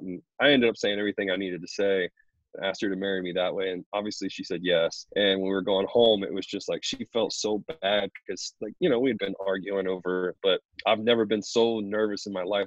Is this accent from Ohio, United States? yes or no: yes; Columbus, Ohio, United States; I'm from Ohio, from Columbus